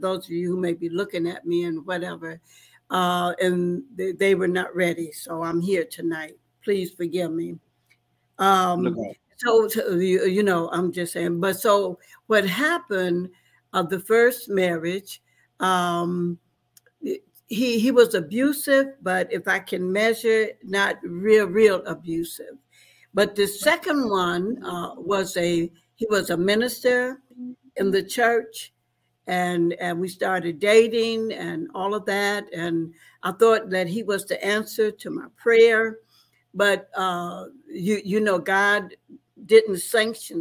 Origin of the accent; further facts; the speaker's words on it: the South, United States; now in Detroit, United States; I come from the South, so we didn't do anything or know anything about social workers.